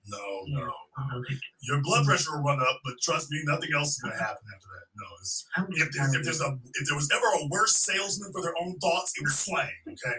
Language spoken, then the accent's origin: English; Shreveport, Louisiana, United States; know that New Orleans is just a little island down there in the bottom corner of Louisiana, because I'm from Shreveport, Louisiana.